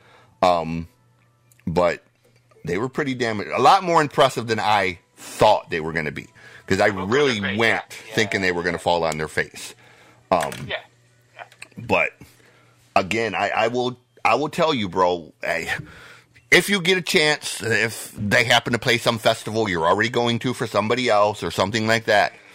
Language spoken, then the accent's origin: English; Detroit, Michigan, United States; I'm from Detroit